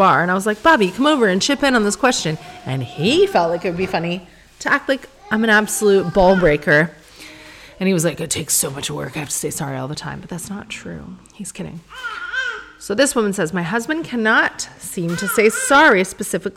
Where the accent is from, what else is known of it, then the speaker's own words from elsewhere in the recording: Sarnia, Ontario, Canada; moved away; we're from Sarnia.